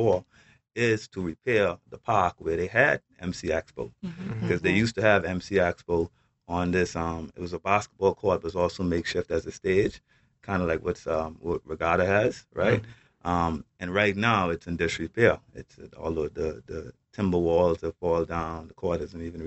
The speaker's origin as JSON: {"language": "English", "region": "Middle Caicos", "country": "Turks & Caicos Islands", "tie": "born or raised there", "said": "We are from Middle Caicos. We grew up in Middle Caicos"}